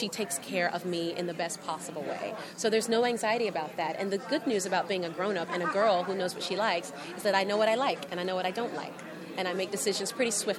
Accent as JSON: {"language": "English", "town": "Chattanooga", "region": "Tennessee", "country": "United States", "said": "We're both young African-American women from the South. I'm from Chattanooga, Tennessee"}